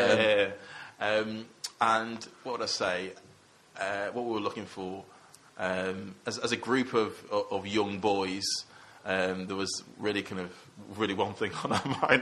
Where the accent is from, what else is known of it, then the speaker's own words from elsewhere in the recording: Manchester, North West England, United Kingdom; moved away as an adult; also born or lived in Coventry; the people I grew up with in Cheetham Hill, kind of around my area